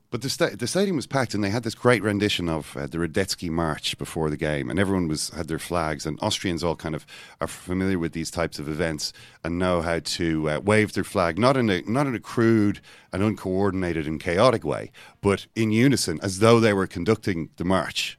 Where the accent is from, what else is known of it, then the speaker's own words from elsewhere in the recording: Ireland; I'm from Ireland. We're just a less disciplined people.